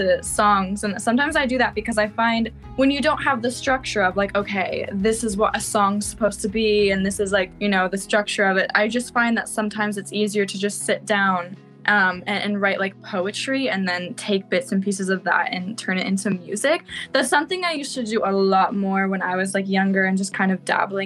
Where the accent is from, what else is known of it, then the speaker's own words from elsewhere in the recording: Elora, Ontario, Canada; now in Toronto, Canada; I actually grew up in Elora, Ontario, which is a super little small town